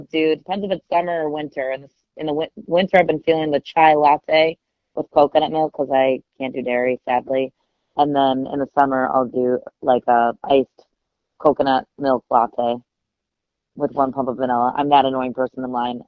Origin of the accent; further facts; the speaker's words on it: Grand Rapids, Michigan, United States; in Grand Rapids, Michigan, where I grew up